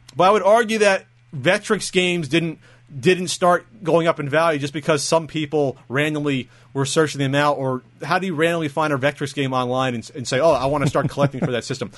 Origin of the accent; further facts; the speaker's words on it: New Jersey, United States; moved away as an adult; now in San Diego, United States; I'm from New Jersey.